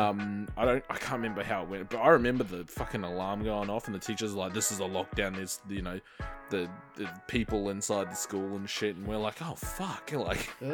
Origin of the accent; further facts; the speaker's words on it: Marsden, Queensland, Australia; I grew up in Marsden